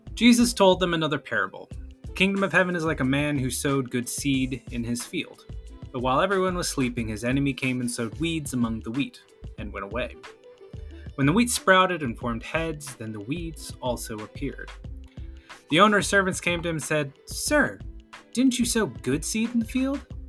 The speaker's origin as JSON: {"language": "English", "region": "the Great Lakes region in the Midwest", "country": "United States", "tie": "born or raised there", "said": "growing up on the Great Lakes"}